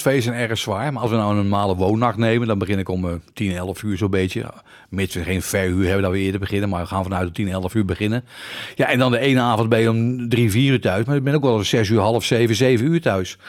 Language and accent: Dutch; Utrecht, Netherlands; ik ben een geboren Utrechter.